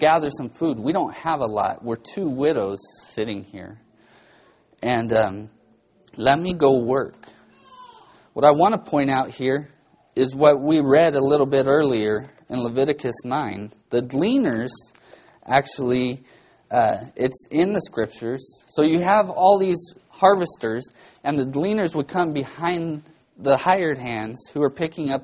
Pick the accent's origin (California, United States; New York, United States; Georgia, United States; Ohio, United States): California, United States; Bakersfield; growing up in Bakersfield, growing up a welder's son